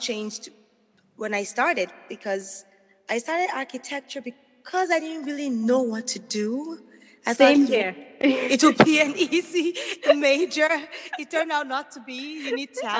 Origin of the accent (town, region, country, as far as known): Nigeria; moved away as an adult; now in United States